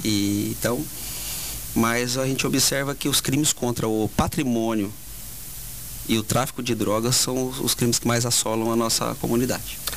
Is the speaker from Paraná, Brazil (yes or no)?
yes; Maringá, Paraná, Brazil; moved away as an adult; also born or lived in Cachoeirinha, Rio Grande do Sul; now in Parobé, Brazil; Eu venho do Paraná, da cidade de Maringá.